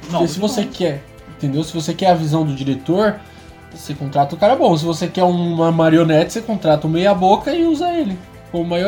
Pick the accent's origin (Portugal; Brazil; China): China; só porque eu sou chinês é mandarim, sabe?